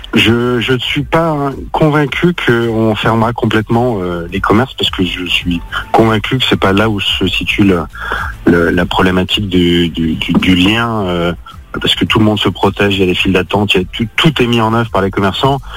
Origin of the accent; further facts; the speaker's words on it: Lyon, Auvergne-Rhône-Alpes, France; je suis un pur Lyonnais